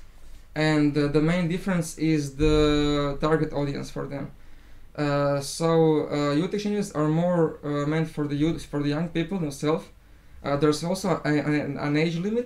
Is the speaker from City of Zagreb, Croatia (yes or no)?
yes; Zagreb, City of Zagreb, Croatia; I also come from Zagreb